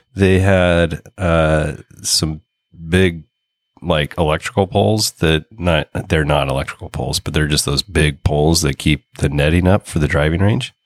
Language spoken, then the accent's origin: English; Oregon, United States; we're from Oregon